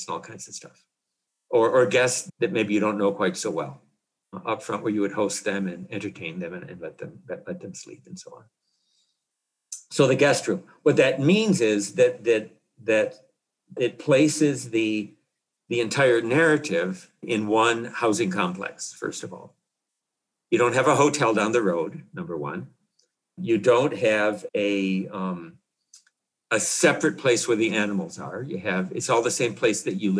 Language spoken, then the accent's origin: English; Illinois, United States; close to where I grew up in Illinois